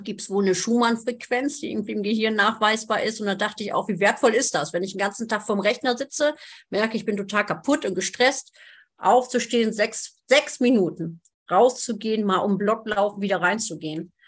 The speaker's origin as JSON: {"language": "German", "country": "Germany", "said": "ich bin ja aus Friesen"}